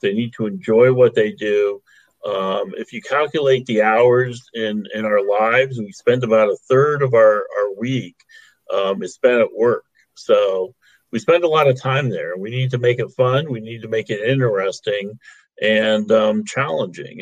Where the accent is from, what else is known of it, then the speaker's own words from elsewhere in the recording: Ohio, United States; I'm from Ohio, uh, OHIO, as we like to say